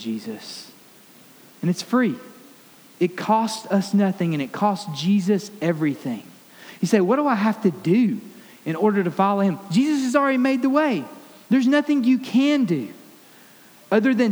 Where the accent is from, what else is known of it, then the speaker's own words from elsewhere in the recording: Alabama, United States; I grew up in Alabama